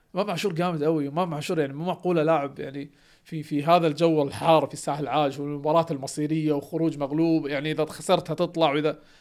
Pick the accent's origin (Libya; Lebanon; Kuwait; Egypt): Kuwait; انا كويتي